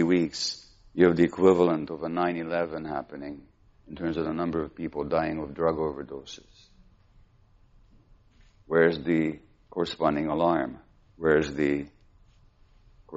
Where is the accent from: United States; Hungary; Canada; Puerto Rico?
Hungary; we're Jewish, we grew up in Hungary